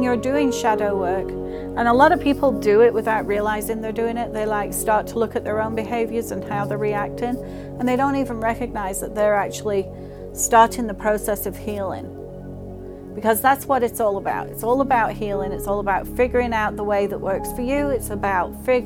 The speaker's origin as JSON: {"language": "English", "region": "England", "country": "United Kingdom", "tie": "born or raised there", "moved": "yes", "lives_now": "United States", "said": "I grew up in England"}